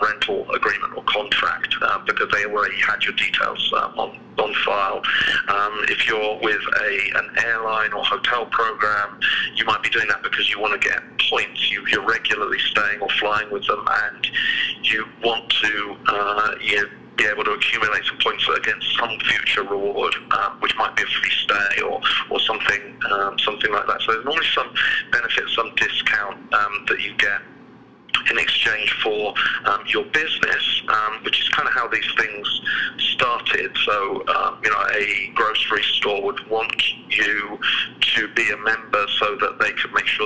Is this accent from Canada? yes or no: no; United Kingdom; moved away as an adult; now in United States; as you can probably tell from my accent, I'm not originally from around here. I was born in the UK, just to the south of London